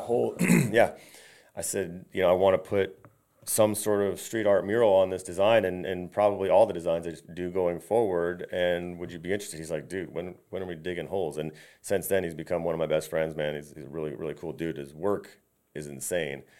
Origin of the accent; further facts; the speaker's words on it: Valrico, Florida, United States; I grew up in Valrico